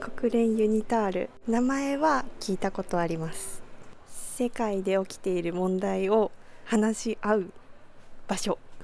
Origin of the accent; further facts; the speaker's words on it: France; Japanese is a second language; moved away as an adult; now in Hiroshima, Japan; フランス出身です